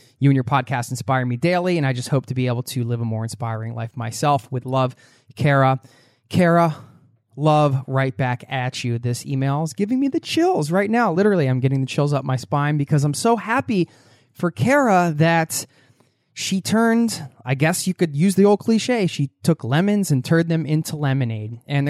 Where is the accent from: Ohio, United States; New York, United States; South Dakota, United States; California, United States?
Ohio, United States; Cincinnati; I got the first flight out of Tampa and flew back home to my hometown of Cincinnati.